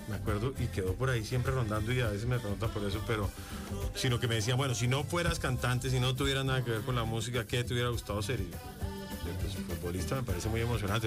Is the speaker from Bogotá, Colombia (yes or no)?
yes; Bogotá, Colombia; Bogotá, que es la ciudad donde yo vengo, donde nací